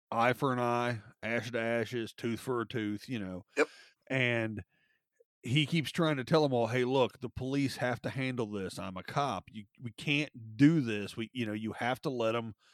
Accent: Kentucky, United States; Oh, I, uh, Northern Kentucky, Cincinnati, Columbus ish.

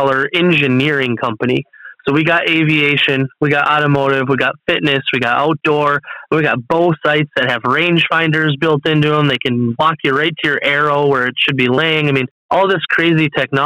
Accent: Minnesota, United States; I'm from Minnesota, living in Minnesota here

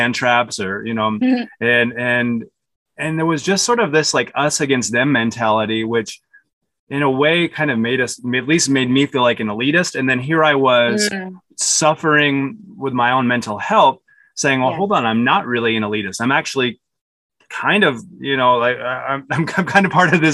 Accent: Utah, United States; I grew up in Utah

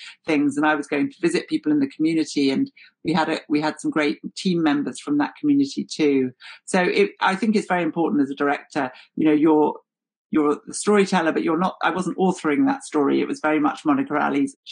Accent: London, United Kingdom; I'm a Londoner and I've grown up around those communities

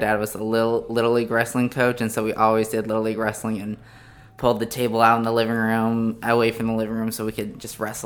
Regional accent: Bear Lake, Idaho, United States; moved away as an adult; also born or lived in Utah / Uganda / Rwanda; now in Texas, United States; I'm from a small town in Idaho called Bear Lake. Grown up there and, like, another small town for my whole life in southeast Idaho.

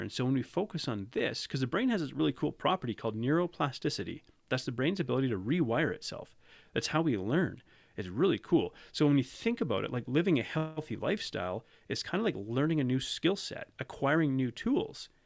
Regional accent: Canada; I'm from Canada, I'm not from South Africa.

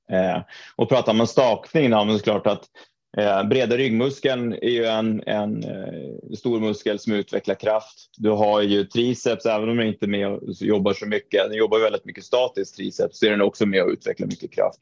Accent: Trondheim, Trøndelag, Norway; moved away as an adult; also born or lived in Mora, Sweden; now in Stockholm, Sweden; född och uppvuxen i Trondheim i Norge

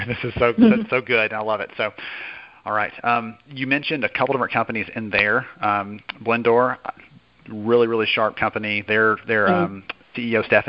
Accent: Alabama, United States; I'm from Alabama.

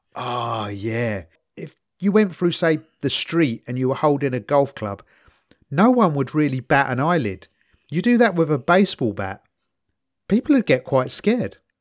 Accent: London, United Kingdom; I'm from East London. If we bunked off school, which we did a fair chunk

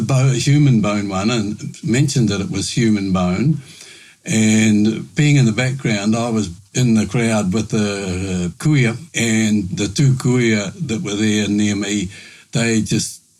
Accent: Murihiku, Southland, New Zealand; moved away as an adult; now in Nelson, New Zealand; I grew up in Muruheku and my heart is still there.

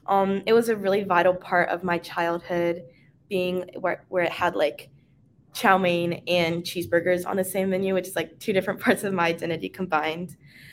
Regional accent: Luray, Virginia, United States; I'm currently a first year at the University of Virginia. But I was born and raised in Luray, Virginia. I am half white and half Chinese.

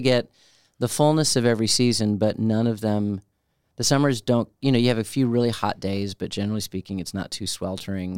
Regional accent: Chicago, Illinois, United States; moved away; also born or lived in Orlando / Albany; I grew up in Chicago

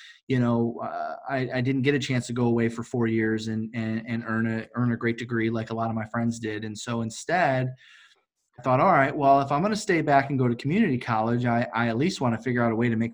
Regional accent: Detroit, Michigan, United States; I'm from Detroit, Michigan.

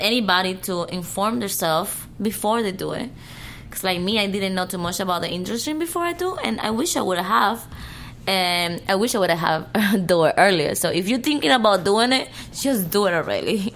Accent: Cuba; English is a second language; moved away; I was born and raised in Cuba, but I prefer speaking English.

